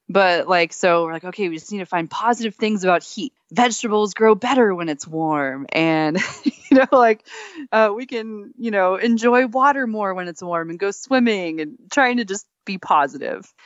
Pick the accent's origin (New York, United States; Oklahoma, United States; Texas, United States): Texas, United States; moved away; also born or lived in Alaska; I grew up in Texas